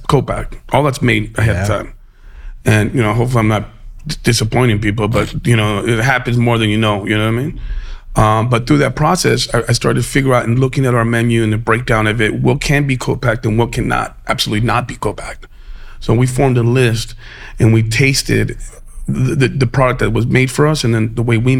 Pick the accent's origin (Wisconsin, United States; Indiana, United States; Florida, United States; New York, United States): New York, United States; New York City; moved away as an adult; also born or lived in El Paso, Texas; now in New Orleans, United States; I grew up in New York and cooked there